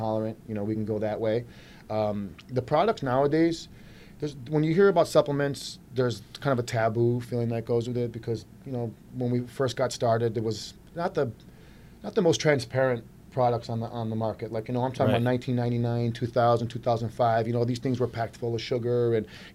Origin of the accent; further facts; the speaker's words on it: Clinton Township, Michigan, United States; also born or lived in New York; I'm born and raised in Michigan here. I'm Clinton Township guy, East Side guy